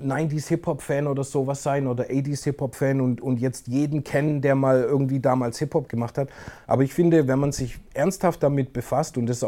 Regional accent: Crailsheim, Baden-Württemberg, Germany; Ich weiß noch, in Kralsheim, wo ich aufgewachsen bin, damals

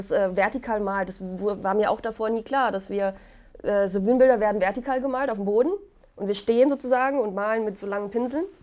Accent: Poland; German is a second language; ich komme ja aus Polen. Ich, wir sind dort ähm, in so einem Viertel gewesen, wo ganz viele Schauspieler gelebt haben.

